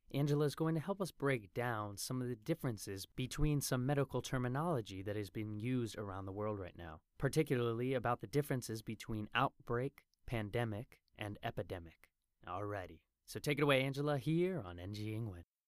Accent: United States; now in Taiwan; as a foreigner here in Taiwan, and looking back at my home country of the United States

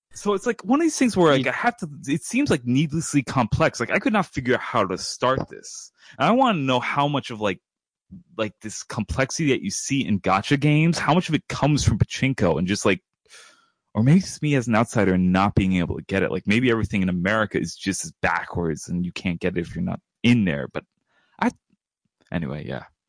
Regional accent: New York, United States; I'm from New York

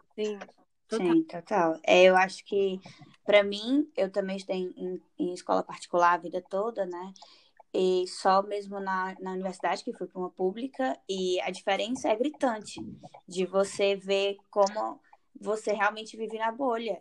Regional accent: Fortaleza, Ceará, Brazil; moved away; eu sou cearense, sou de Fortaleza

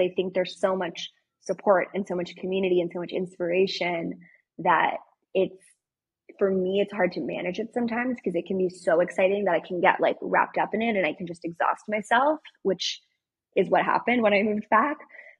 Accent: France; born there; my parents lived in France. I was born in France

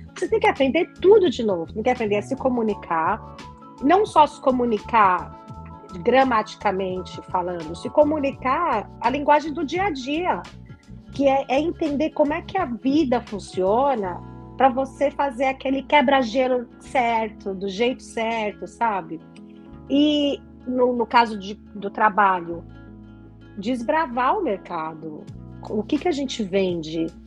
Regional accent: Brazil; moved away as an adult; eu não voltei para o Brasil

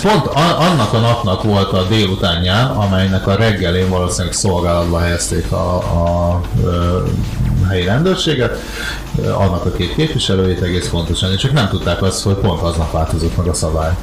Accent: Hungary; megkérdezték, hogy magyar vagyok-e

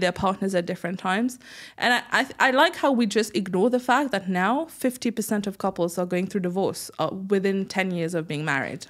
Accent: Mauritius; first language French; English is a second language; also born or lived in United Kingdom; now in Dubai, United Arab Emirates; growing up in Mauritius

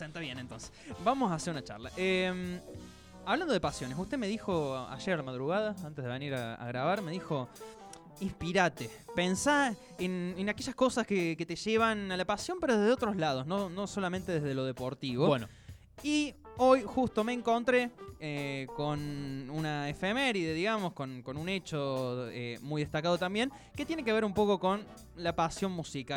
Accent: Villa Mercedes, San Luis, Argentina; Villa Mercedes, de donde yo soy

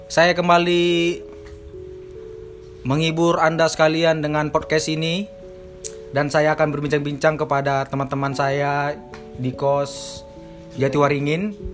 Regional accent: Medan, North Sumatra, Indonesia

